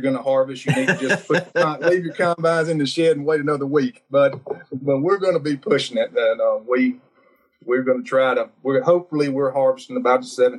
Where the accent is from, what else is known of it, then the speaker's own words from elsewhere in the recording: Northeast Louisiana, United States; I'm a farmer from Northeast Louisiana